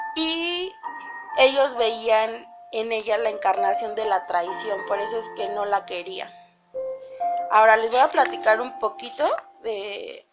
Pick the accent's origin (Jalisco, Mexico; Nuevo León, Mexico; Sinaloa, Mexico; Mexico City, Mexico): Mexico City, Mexico; yo vivía aquí en la Ciudad de México, crecí en la Ciudad de México, pero mi mamá cuando yo estaba chiquita compró casa en el Estado de México.